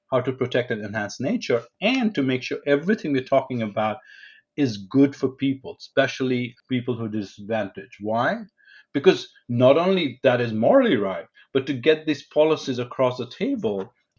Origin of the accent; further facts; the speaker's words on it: New Delhi, Delhi, India; I grew up in New Delhi in India